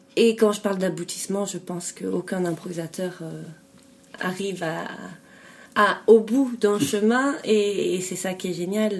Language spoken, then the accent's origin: French; France; moved away as an adult; now in Belgium; je suis française d'origine, j'habite en Belgique depuis depuis 14 ans